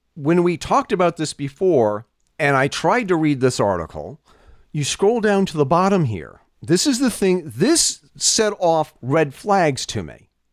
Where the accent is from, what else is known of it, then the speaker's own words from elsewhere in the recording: United States; As an American, as a parent